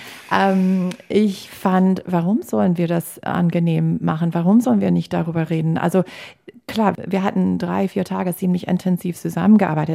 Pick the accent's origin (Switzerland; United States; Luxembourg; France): United States; German is a second language; now in Germany; also als Amerikanerin, nicht als Deutscher, ich habe keine deutsche Staatsbürgerschaft